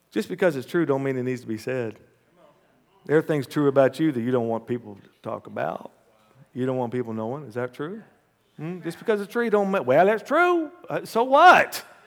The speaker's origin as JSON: {"language": "English", "country": "United States", "said": "as an American"}